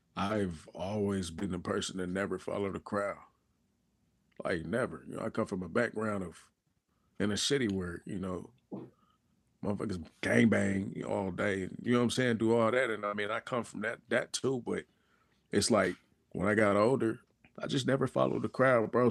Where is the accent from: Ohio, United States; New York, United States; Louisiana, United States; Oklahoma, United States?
Oklahoma, United States; Lawton; I'm from Lawton, Oklahoma